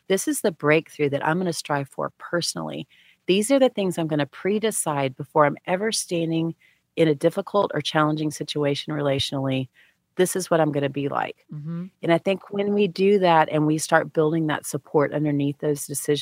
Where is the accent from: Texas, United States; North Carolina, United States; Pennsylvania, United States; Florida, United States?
Texas, United States; moved away; I grew up in Texas with Baylor and, you know, University of Texas football